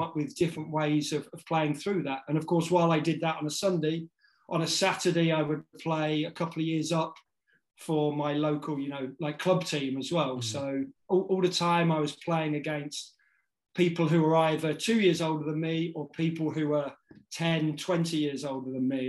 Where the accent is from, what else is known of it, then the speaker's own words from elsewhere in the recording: Northamptonshire, East Midlands, United Kingdom; moved away as an adult; also born or lived in United States; I grew up in Northamptonshire